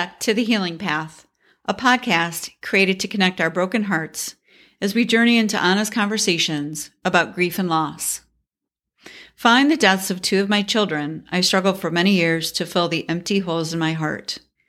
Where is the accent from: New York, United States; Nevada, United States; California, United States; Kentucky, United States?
New York, United States; I grew up in Central New York. Although the winter started in October and sometimes ended in May